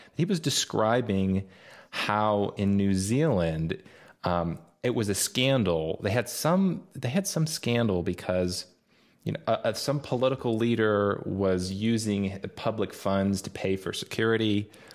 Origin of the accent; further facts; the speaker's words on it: United States; growing up in the States